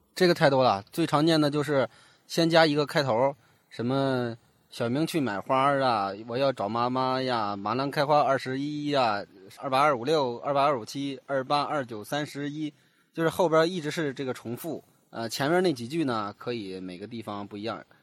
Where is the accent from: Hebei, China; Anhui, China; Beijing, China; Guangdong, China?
Hebei, China; 作为一个河北人呢，我从小就非常喜欢武侠故事